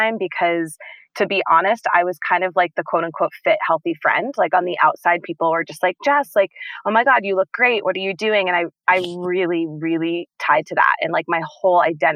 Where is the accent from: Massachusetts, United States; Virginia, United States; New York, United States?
Massachusetts, United States; Boston; moved away as an adult; now in Colorado, United States; I'm from Boston. I had been living in Boston